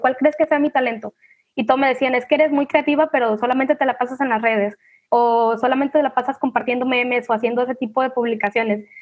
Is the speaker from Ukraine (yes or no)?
no; Manzanillo, Colima, Mexico; soy de Manzanillo, Colima